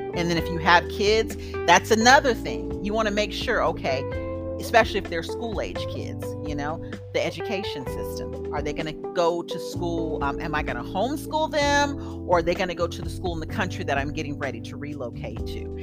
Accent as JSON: {"language": "English", "country": "United States", "also_born_or_lived": "Germany", "moved": "yes", "said": "I'm from the States"}